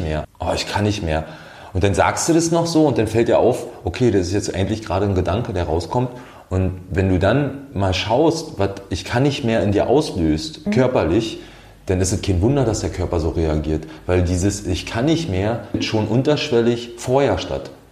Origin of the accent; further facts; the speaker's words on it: Brandenburg, Germany; also born or lived in Austria; now in Potsdam, Germany; ich komme aus einem kleinen Städtchen aus dem Land Brandenburg